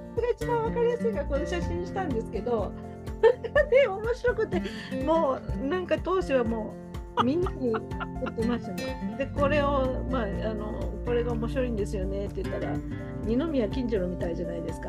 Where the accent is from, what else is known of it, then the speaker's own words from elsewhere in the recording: Osaka, Japan; accent: Osaka dialect; 私あの大阪弁